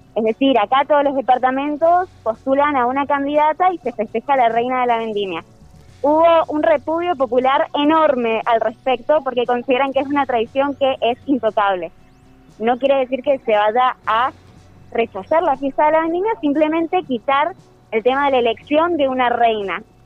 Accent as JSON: {"language": "Spanish", "region": "Mendoza", "country": "Argentina", "tie": "born or raised there", "said": "yo como mendocina he vivido toda mi vida en Mendoza"}